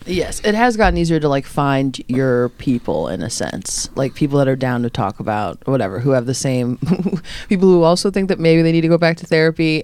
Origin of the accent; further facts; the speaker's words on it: Lombard, Illinois, United States; I'm from Lombard.